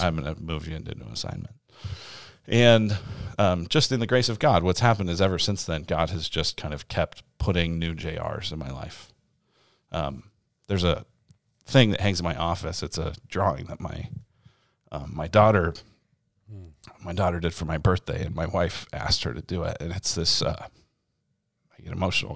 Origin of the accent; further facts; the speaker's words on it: Denver, Colorado, United States; moved away as an adult; also born or lived in Illinois; now in Arizona, United States; I grew up in Denver, Colorado, and I'm an only child